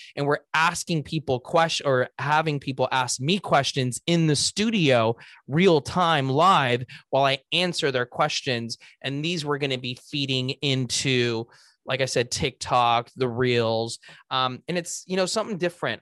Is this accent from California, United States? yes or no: yes; Los Angeles, California, United States; I was born and raised in Los Angeles